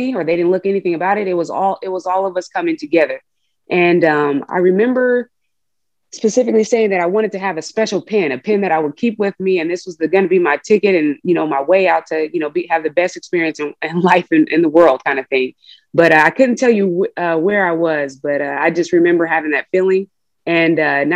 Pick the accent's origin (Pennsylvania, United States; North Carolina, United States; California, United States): California, United States; Oakland; moved away as an adult; also born or lived in Reno, Nevada; I was that kid from Oakland and this was my first opportunity and my ticket to get out of there